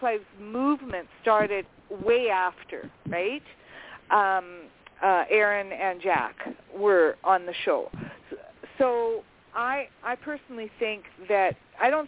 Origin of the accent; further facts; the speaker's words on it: Canada; I'm a Canadian.